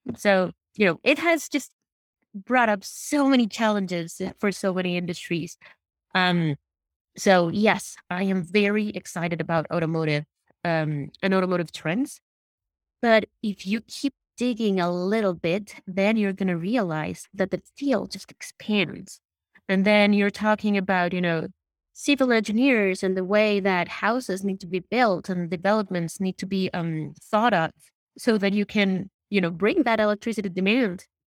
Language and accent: English; Puebla, Mexico; my hometown has one of the, it's called Puebla.